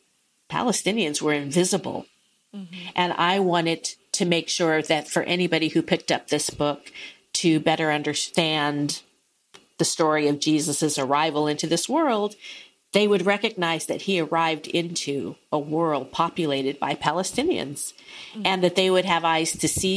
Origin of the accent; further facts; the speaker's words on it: United States; also born or lived in Arizona / Burundi; American exceptionalism and American ways of thinking that I grew up with and took for granted